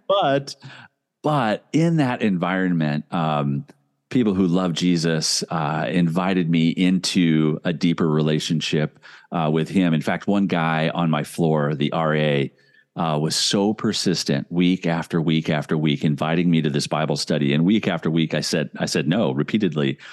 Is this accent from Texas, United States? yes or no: no; Indianapolis, Indiana, United States; now in Minnesota, United States; I grew up in Indianapolis, Indiana